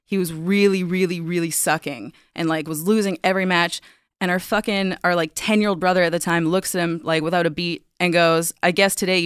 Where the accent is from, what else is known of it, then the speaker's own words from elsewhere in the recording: Vancouver, British Columbia, Canada; I'm from Vancouver, so I went to school up north